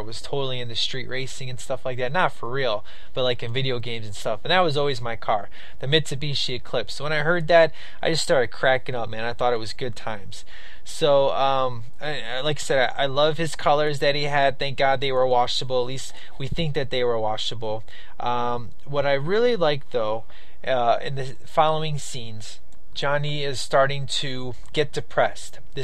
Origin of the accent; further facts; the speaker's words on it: Chicago, Illinois, United States; I'm from Chicago. I'm definitely used to gangbangers. You know, I lived on the south side of Chicago